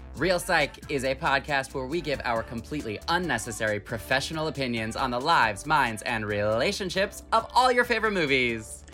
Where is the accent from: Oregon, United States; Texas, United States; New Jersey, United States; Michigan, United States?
Michigan, United States; Holly; my hometown of Holly, Michigan